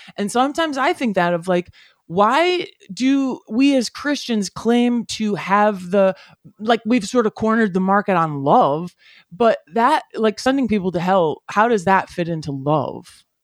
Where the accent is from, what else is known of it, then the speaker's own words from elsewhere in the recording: United States; as white guys growing up in America